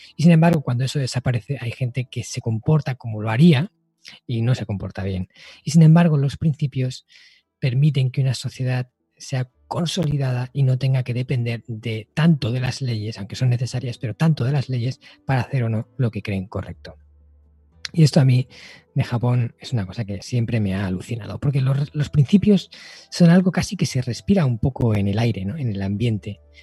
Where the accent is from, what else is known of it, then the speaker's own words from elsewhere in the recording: Spain; aquí en mi país, ¿no? En España